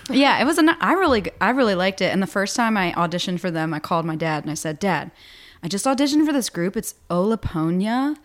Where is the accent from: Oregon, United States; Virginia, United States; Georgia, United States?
Virginia, United States; Botetourt County, near Roanoke, Southwest; now in Richmond, United States; I'm not from Richmond. I'm from Southwest Virginia, outside of Roanoke.